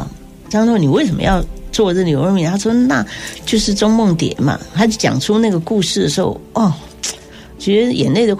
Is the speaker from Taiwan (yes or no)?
yes; Taiwan; 那我自己从小在眷村，因为东吃西吃